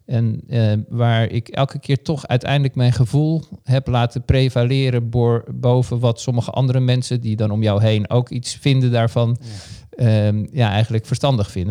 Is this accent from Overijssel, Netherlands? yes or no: no; Haarlem, North Holland, Netherlands; heb eigenlijk in mijn jeugd ongelooflijk veel gesport. Ik kwam uit Haarlem